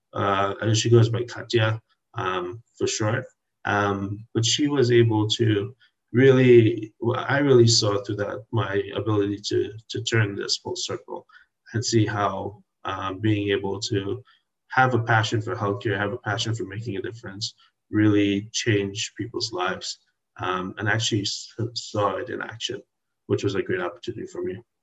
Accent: Trinidad & Tobago; now in Washington, D.C., United States; I was born in Trinidad in the Caribbean

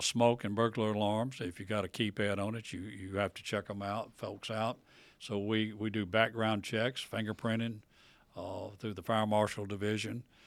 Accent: Tupelo, Mississippi, United States; now in Vicksburg, United States; I live in Vicksburg, been in Vicksburg over fifty years. I grew up in Tupelo

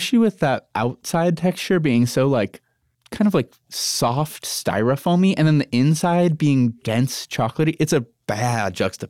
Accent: Montana City, Montana, United States; But I grew up in Montana City

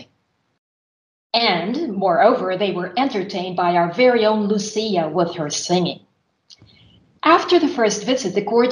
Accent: Philippines; moved away as an adult; now in Finland; since my university years back in my home country, which is the Philippines. While living in Finland

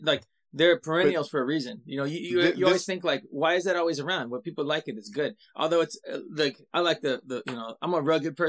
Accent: California, United States; I'm from California.

